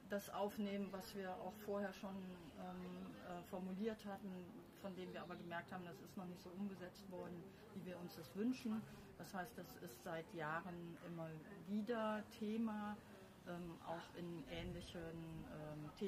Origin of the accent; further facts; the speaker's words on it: Bassum, Lower Saxony, Germany; Ja, ich komme aus Bassum. Das liegt 30 Kilometer südlich von Bremen und etwa anderthalb Stunden von Hannover entfernt. Sehr ländlich